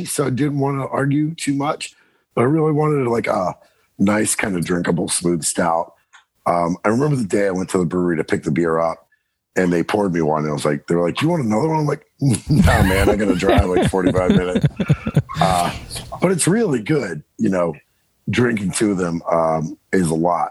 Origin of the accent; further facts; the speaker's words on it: Southern Maryland, United States; I'm from Southern Maryland, pretty rural